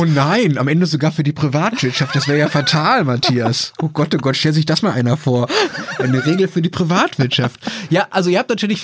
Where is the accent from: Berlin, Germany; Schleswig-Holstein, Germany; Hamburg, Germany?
Berlin, Germany; Ich bin zwar in Berlin geboren, das war aber Berlin West